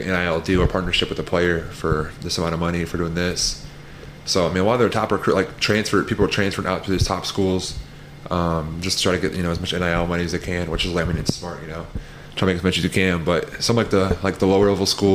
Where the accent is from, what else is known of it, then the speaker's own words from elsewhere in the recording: Colorado, United States; moved away as an adult; also born or lived in Hawaii; now in Missouri, United States; I've been in Colorado my whole life